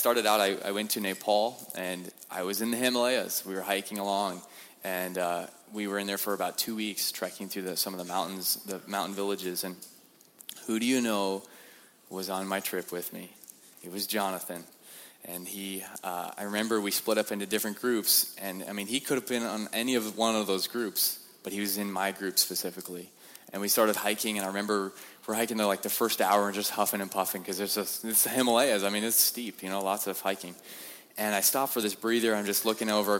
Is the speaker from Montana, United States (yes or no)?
yes; Montana, United States; I'm from Montana, and we don't leave Montana